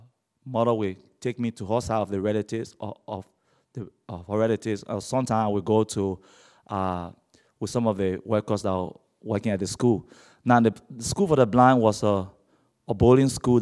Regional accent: Liberia; also born or lived in Monrovia, Liberia; I come from Liberia, which is located on the west coast of Africa. I was born blind and was raised in a Muslim family

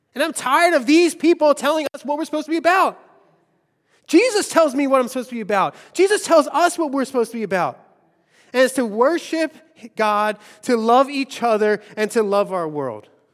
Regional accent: Philadelphia, Pennsylvania, United States; I grew up in Longcrest.

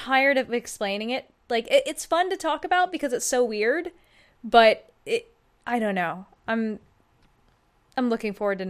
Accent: Atlanta, Georgia, United States; Oh, I'm from Atlanta.

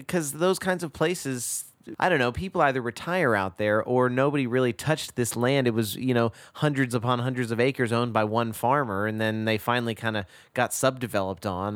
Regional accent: Texas, United States; moved away; growing up in Texas

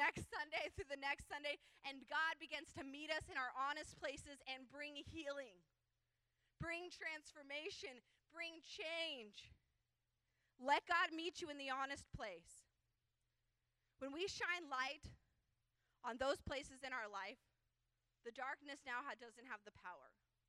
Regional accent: California, United States; People don't like us because we're from California

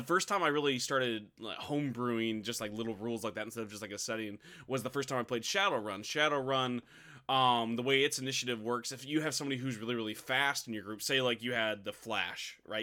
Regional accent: United States; I'm, I'm American trash

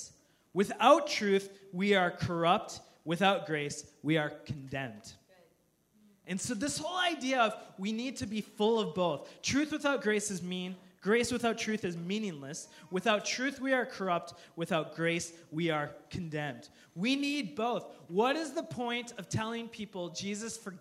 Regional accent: United States; as American Christians

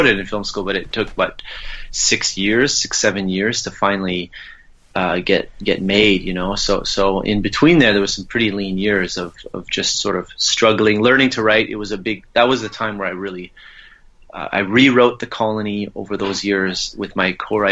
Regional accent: Gatineau, Quebec, Canada; I grew up near Ottawa in Gatineau on the French-Canadian side

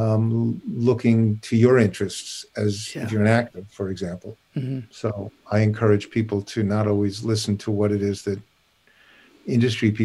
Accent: Long Island, New York, United States; moved away as an adult; also born or lived in Brooklyn, New York / Vermont / Los Angeles; I was born in Brooklyn, raised on Long Island

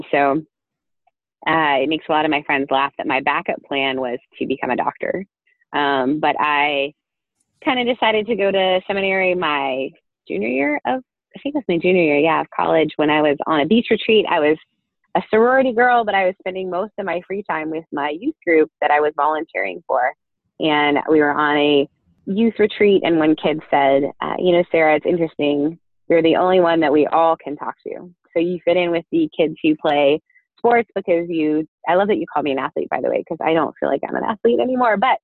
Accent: northern Ontario, Canada; also born or lived in Newfoundland; we moved to northern Ontario, about an hour and a half north of Toronto. And I grew up there in a very small town

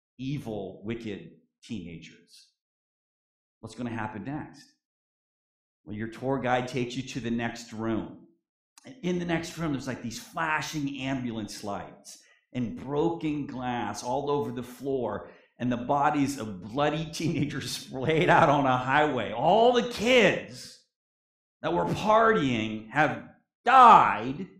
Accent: Erie, Pennsylvania, United States; In my church growing up in the Erie Church of Christ in Pennsylvania

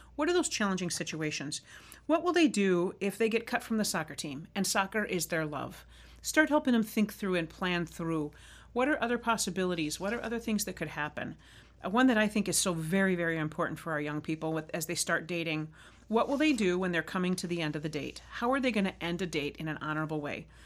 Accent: Arizona, United States; I grew up riding motorcycle in Arizona

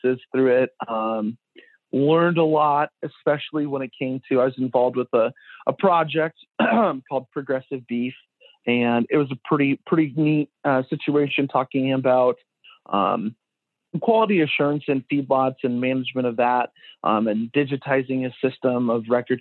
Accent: Ulysses, Nebraska, United States; Always born and raised in Nebraska. Ulysses is like my hometown.

